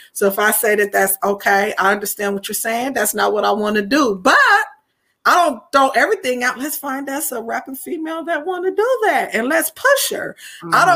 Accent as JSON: {"language": "English", "town": "Anderson", "region": "Indiana", "country": "United States", "said": "I am from Indiana, specifically Anderson, Indiana"}